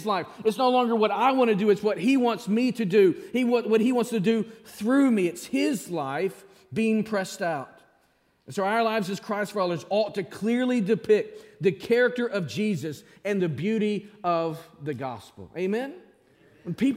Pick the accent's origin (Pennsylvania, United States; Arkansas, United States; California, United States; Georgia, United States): Arkansas, United States; Springdale; moved away; There's nothing better than Springdale. That's my hometown back in Arkansas.